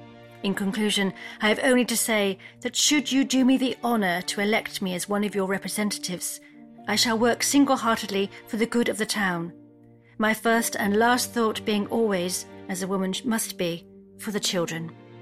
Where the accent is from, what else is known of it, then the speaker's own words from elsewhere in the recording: Stroud, South West England, United Kingdom; I'm from Stroud